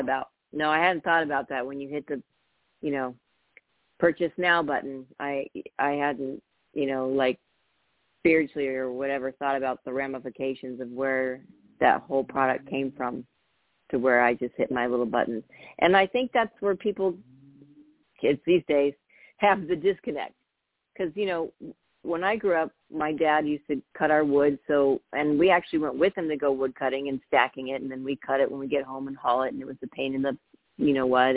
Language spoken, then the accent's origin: English; Napa, California, United States; I grew up in Northern California when it wasn't as busy as it is now, um, but we we um, we moved from open to Napa